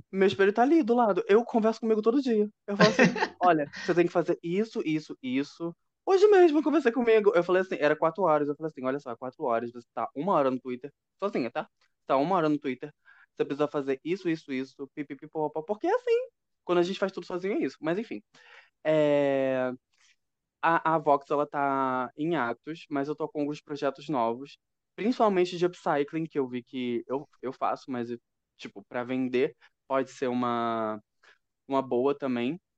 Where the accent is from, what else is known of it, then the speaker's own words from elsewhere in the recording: São Paulo, Brazil; accent: paulista; now in Rio de Janeiro, Brazil; eu voltei ao meu sotaque de paulista, né?